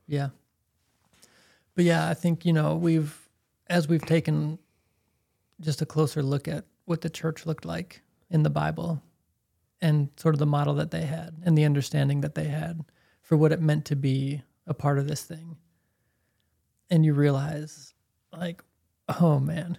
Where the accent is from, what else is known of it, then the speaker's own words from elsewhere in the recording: Chicago, Illinois, United States; I'm from Chicago